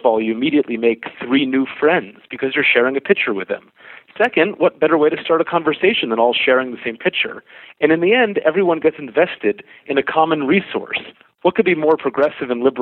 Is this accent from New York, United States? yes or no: yes; New York, United States; I'm a New Yorker